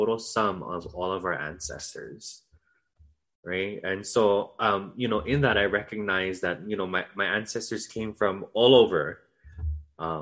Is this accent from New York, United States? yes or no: no; Waimea, Hawaii, United States; now in Waialua, United States; I come from Waimea on Hawaii Island, and this is the best Waimea.